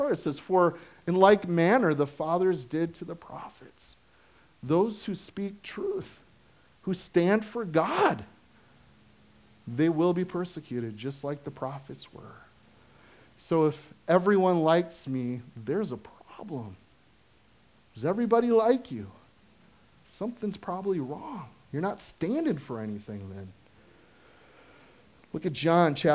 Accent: United States; I am an American consuming Christian

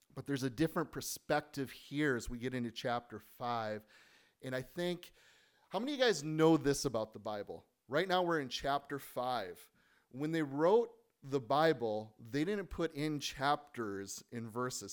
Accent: United States; moved away; as an American

